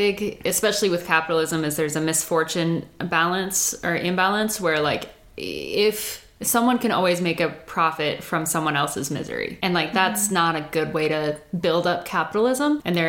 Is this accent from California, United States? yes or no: no; Boise, Idaho, United States; That brings me to like kind of growing up in Boise, hearing all these stories and having that background.